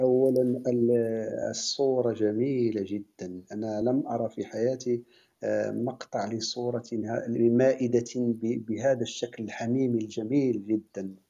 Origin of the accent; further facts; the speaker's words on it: Morocco; أنا من المغرب